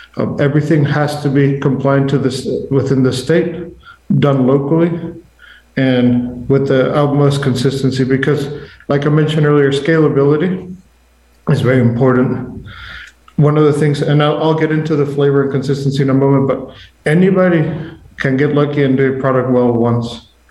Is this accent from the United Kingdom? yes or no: no; Mexico; moved away; I'm originally from Mexico